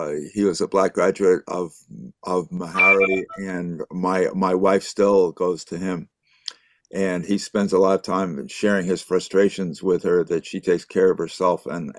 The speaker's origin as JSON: {"language": "English", "region": "New York", "country": "United States", "also_born_or_lived": "Boston", "moved": "as an adult", "lives_now": "Nashville, United States", "said": "I'm originally from New York and Boston. Since 1978, I've been in Nashville."}